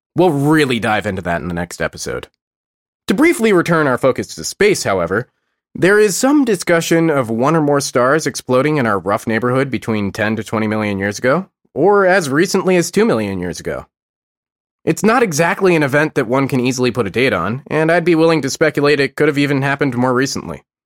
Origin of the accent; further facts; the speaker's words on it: United States; I'm American